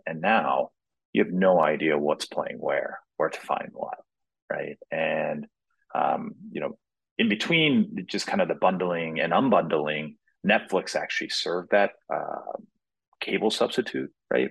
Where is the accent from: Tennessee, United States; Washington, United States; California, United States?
Tennessee, United States; Nashville; I grew up in Nashville, Tennessee